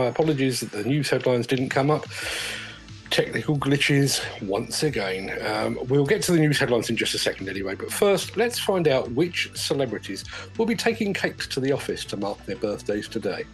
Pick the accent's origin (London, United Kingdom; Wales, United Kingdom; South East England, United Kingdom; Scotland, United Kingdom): London, United Kingdom; When I was growing up in London, South London, in the 1970s